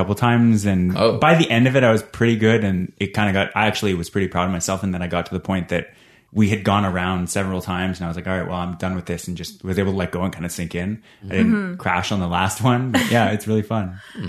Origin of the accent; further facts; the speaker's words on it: Calgary, Alberta, Canada; now in Ottawa, Canada; I grew up in Calgary and I was pretty close to downtown